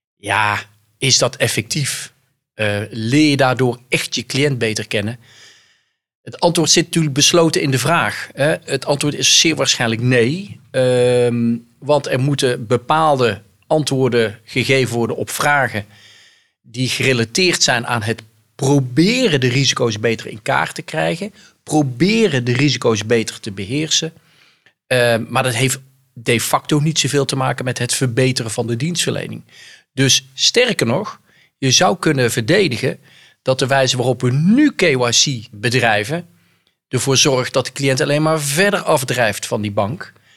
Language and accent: Dutch; North Brabant, Netherlands; accent: soft G; moved away; ik kom oorspronkelijk uit Brabant, dat hoor je aan mijn zachte G